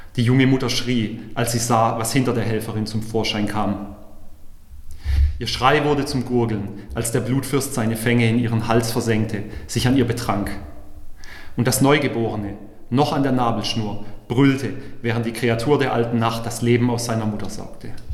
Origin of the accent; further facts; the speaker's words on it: Heilbronn, Baden-Württemberg, Germany; also born or lived in Weinsberg / Karlsruhe; als gebürtiger Heilbronner